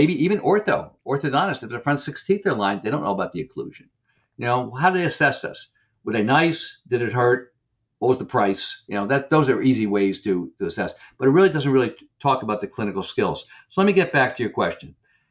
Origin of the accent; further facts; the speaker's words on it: Northeast, United States; I'm from the Northeast